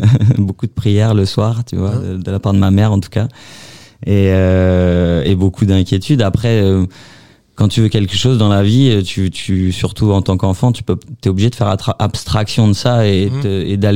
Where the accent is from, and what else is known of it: Houilles, Île-de-France, France; now in Sartrouville, France